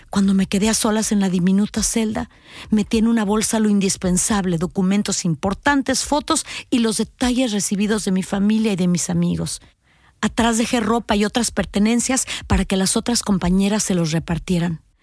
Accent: Chihuahua, Mexico; ya podía dar rienda suelta a mi afición por un buen filete, como buena norteña que soy.

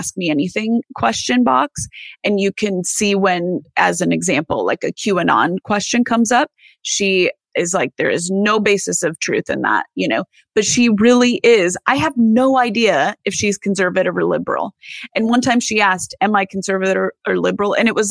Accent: Iowa, United States; I'm from Iowa.

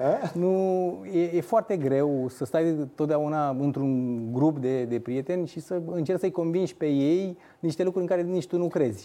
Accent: Focșani, Vrancea County, Romania; sunt din Focșani

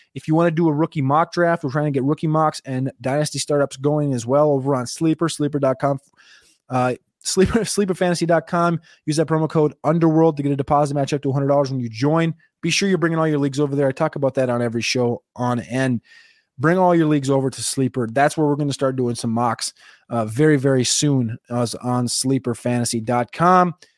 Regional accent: New Jersey, United States; accent: New Jersey; my New Jersey accent

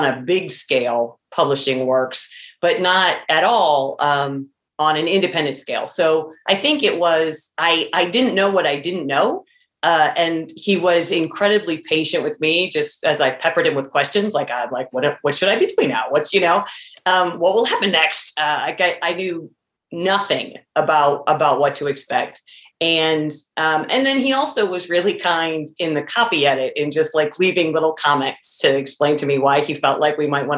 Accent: Tiffin, Ohio, United States; Tiffin, which is the name of my hometown

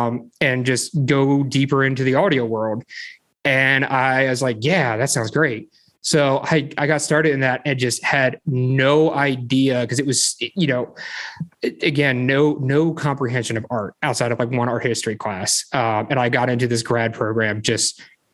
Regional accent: Frederick, Maryland, United States; I grew up in kind of out in the middle of nowhere up in Frederick. I've been in Maryland my whole life

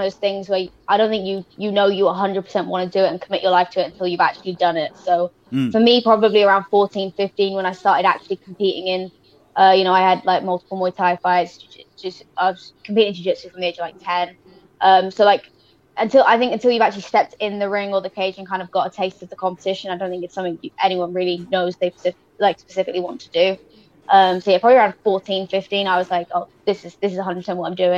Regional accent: Wales, United Kingdom; Now I'm representing Wales

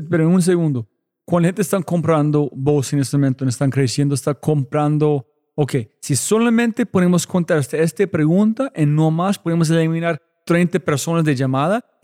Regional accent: Bogotá, Colombia; Soy más rolo.

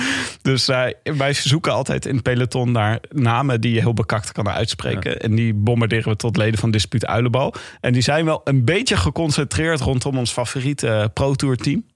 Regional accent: Leiden, South Holland, Netherlands; Ik kom uit Leiden

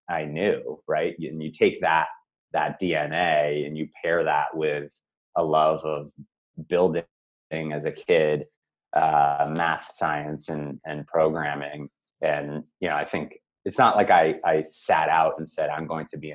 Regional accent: Newton, Massachusetts, United States; I grew up in Newton, Massachusetts, just outside of Boston here.

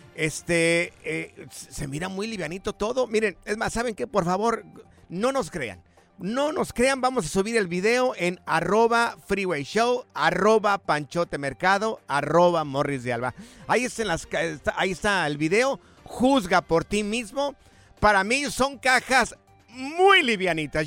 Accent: Jalisco, Mexico; yo soy del estado de Jalisco

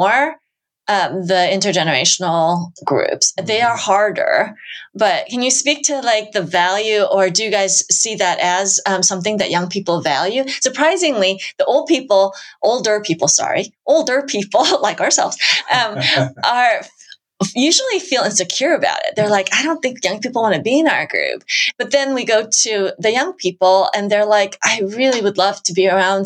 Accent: United States; I'm Asian American

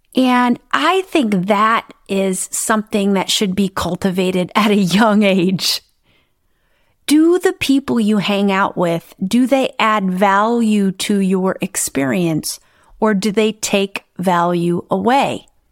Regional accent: Midwest, United States; I grew up in the Midwest in the United States

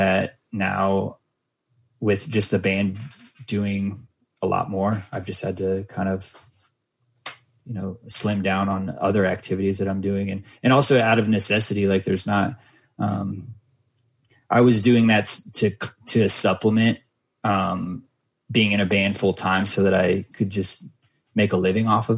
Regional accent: Mesa, Arizona, United States; my hometown, Mesa, Arizona

